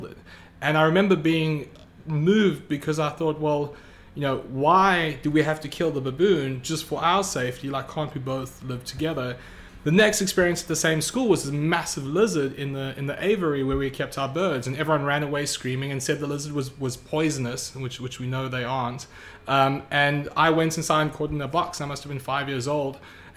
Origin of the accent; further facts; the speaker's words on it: South Africa; now in United States; I grew up in South Africa